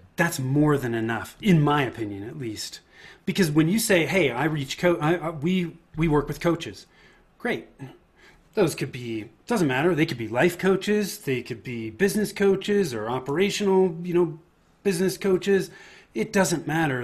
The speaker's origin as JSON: {"language": "English", "area": "Bay Area", "region": "Northern California", "country": "United States", "tie": "born or raised there", "said": "I grew up in in Northern California in the Bay Area."}